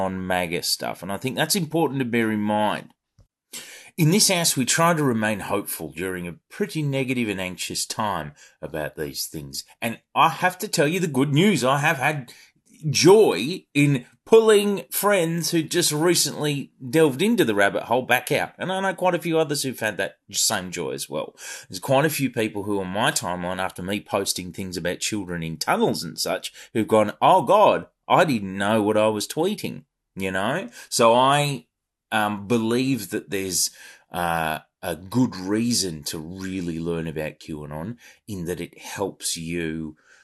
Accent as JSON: {"language": "English", "country": "Australia", "said": "as one of a relatively small pool of Australian content creators"}